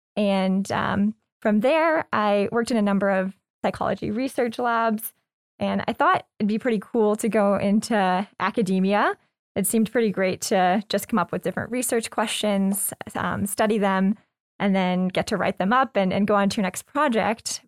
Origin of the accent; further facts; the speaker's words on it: Lexington, Kentucky, United States; moved away as an adult; also born or lived in New York / California / England; I was born and raised in Lexington